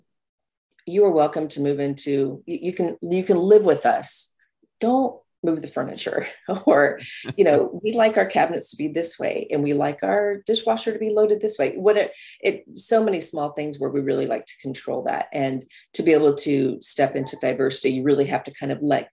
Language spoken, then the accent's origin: English; New Mexico, United States; I grew up in New Mexico